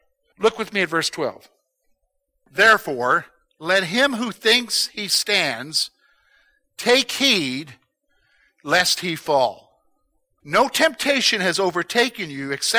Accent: United States; That's part of being an American

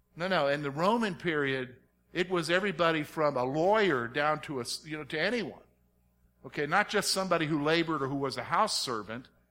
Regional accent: the South, United States; moved away; growing up in the South

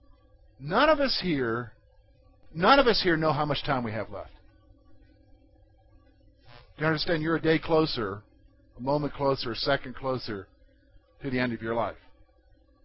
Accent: United States; who we are as Americans.

